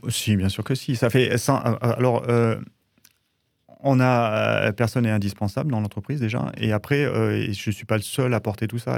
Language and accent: French; Drôme, Auvergne-Rhône-Alpes, France; je suis originaire de la Drôme et j'ai toujours travaillé à partir de 14 ans dans l'été